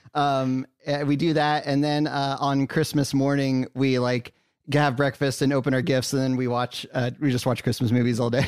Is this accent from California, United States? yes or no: yes; Santa Cruz, California, United States; born or raised there; moved away